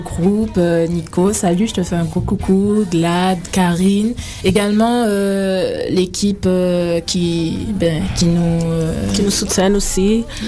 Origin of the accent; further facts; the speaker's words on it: Guadeloupe; also born or lived in France / Paris; now in Canada; Ben, je viens de la Guadeloupe. Je suis originaire de la Guadeloupe.